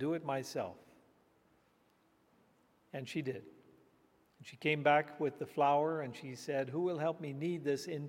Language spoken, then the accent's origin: English; India; I was just a boy growing up in India